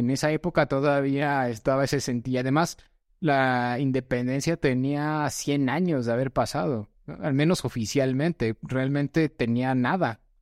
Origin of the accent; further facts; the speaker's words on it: Mexico; Nosotros como mexicanos